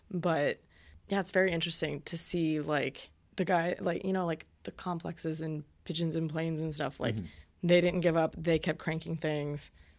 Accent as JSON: {"language": "English", "region": "Florida", "country": "United States", "tie": "born or raised there", "said": "I grew up in Central Florida, and there were bands like … and …"}